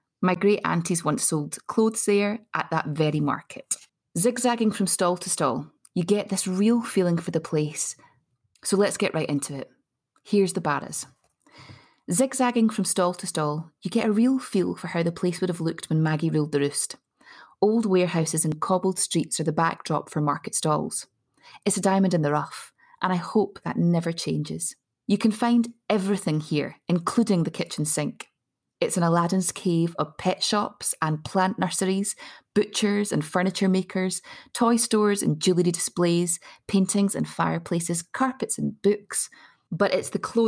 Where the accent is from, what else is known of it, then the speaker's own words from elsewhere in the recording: Glasgow, Scotland, United Kingdom; I was born and bred in Glasgow's merchant city